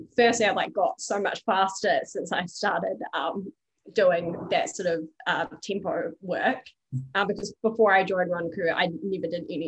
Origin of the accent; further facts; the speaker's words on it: New Zealand; accent: Kiwi; now in Australia; I'm Kiwi, as you can probably tell from my accent.